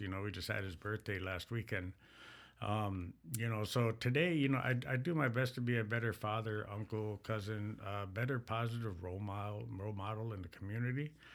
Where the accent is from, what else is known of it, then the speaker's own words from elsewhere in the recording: Mille Lacs, Minnesota, United States; I am, uh, from the Mille Lacs band of Ojibwe.